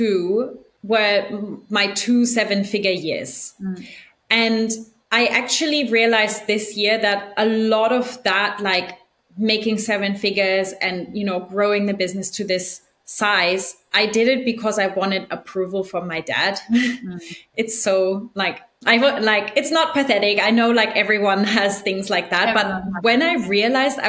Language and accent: English; Germany; moved away; also born or lived in Argentina; we're both from Germany and I think it's a very interesting culture to grow up